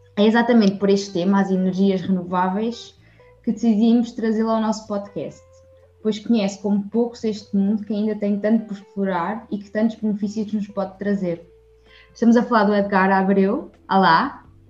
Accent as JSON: {"language": "Portuguese", "town": "Évora", "region": "Alentejo", "country": "Portugal", "tie": "born or raised there", "said": "a viver em Évora, eh, que é a minha terra natal"}